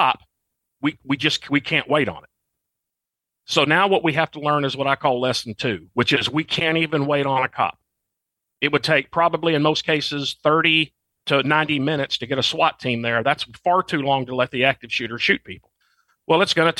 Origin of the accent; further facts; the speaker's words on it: Arkansas, United States; moved away as an adult; I'm from Arkansas, and that's now where I'm back home living again